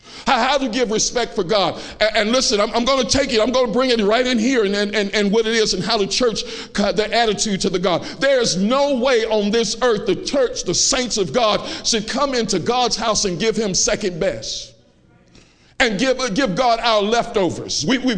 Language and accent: English; Chicago, Illinois, United States; I'm from Chicago. I know how to fight.